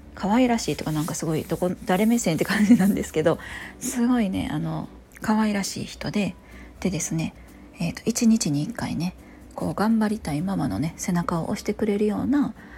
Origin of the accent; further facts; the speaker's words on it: Kansai, Japan; 同じ関西人だからかね